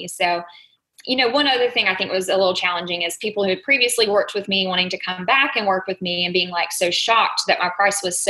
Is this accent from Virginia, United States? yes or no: no; Dothan, Alabama, United States; accent: Southern; I am from a small town in Alabama, if you haven't picked up on a little bit of my Southern accent.